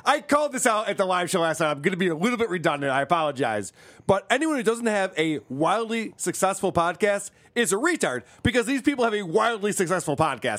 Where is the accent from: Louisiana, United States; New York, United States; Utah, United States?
New York, United States; upstate; accent: upstate New York; I guess upstate New York, from what I've heard.